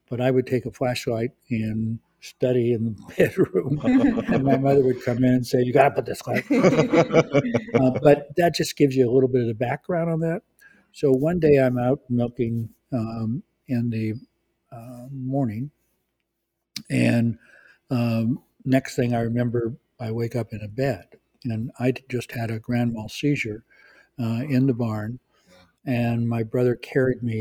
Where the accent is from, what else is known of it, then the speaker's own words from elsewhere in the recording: California, United States; also born or lived in Azores; Central California on a dairy farm. Uh, my family uh, Portuguese. I'm 100% Portuguese. Uh, my family comes from the Azor Islands, which are islands off of oh